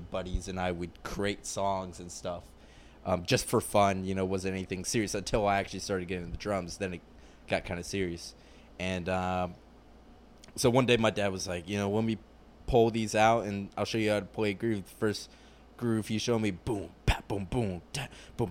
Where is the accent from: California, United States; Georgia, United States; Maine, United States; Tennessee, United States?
Georgia, United States; Atlanta; moved away; also born or lived in Raleigh, North Carolina / Virginia; I'm from Atlanta, and I lived there for about 15 years of my life.